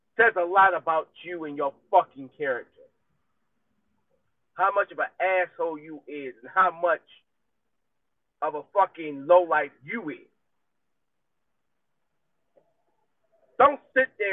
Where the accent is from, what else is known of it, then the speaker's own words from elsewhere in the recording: United States; accent: country twang; my country accent is coming in, my country twang